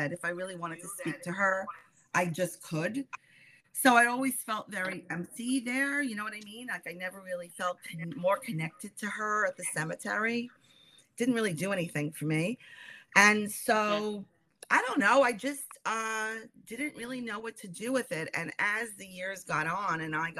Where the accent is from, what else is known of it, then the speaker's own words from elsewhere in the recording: New York City, New York, United States; also born or lived in Bronx / Queens / Long Island; So I've always lived in New York. I was born in the Bronx. And I've pretty much, and then I moved to another borough in New York called Queens. And now I live in Long Island.